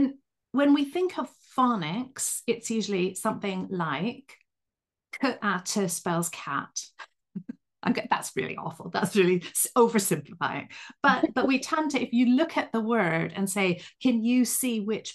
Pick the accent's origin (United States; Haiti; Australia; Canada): Canada; Vancouver, British Columbia; now in United Kingdom; My weird accent comes from the fact that I'm a Canadian from Vancouver, but I've lived right near Liverpool in England for the last 29 years.